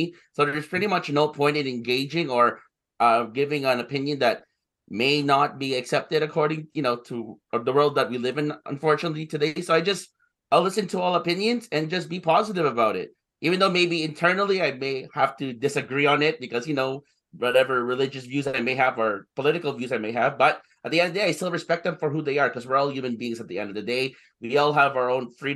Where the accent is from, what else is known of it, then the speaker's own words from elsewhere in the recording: Ottawa, Ontario, Canada; I'm from Ottawa. So my parents came from the Philippines